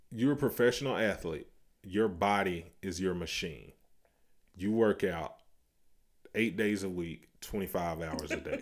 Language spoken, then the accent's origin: English; the South, United States; We are from the South